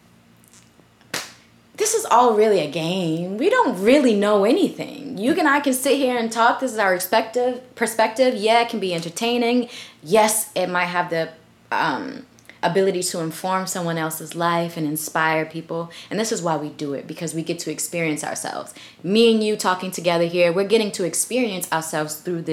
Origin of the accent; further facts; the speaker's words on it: Boston, Massachusetts, United States; also born or lived in Philadelphia; we moved to Boston when I was a baby still. So essentially, I was raised in Boston.